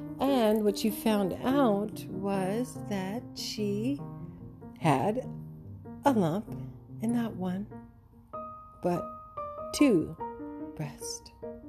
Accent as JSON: {"language": "English", "country": "Canada", "said": "I have been snubbed for long enough by this American organization, and I'm from Canada"}